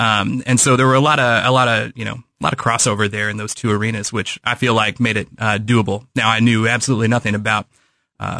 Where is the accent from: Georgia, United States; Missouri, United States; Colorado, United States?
Missouri, United States; St. Joseph; I'm from St. Joseph